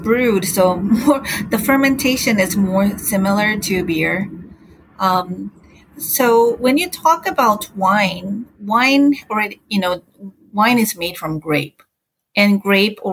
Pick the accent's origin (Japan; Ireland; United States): Japan; English is a second language